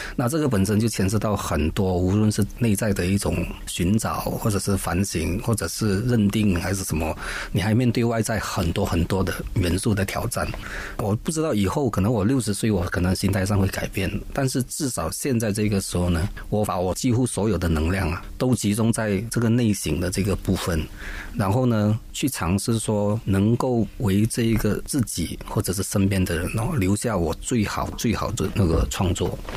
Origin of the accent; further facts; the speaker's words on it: Klang, Selangor, Malaysia; moved away; 马上跑回发生我的老家